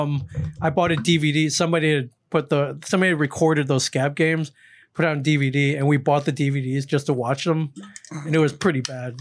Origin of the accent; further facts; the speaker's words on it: Michigan, United States; I'm from Michigan